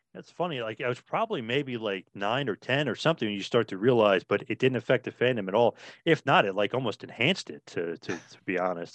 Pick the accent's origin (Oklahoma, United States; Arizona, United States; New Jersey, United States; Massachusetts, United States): New Jersey, United States; we're from New Jersey